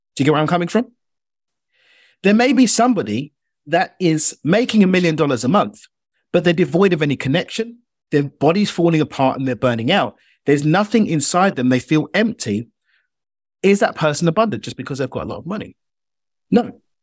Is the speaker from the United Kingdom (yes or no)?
yes; United Kingdom; accent: British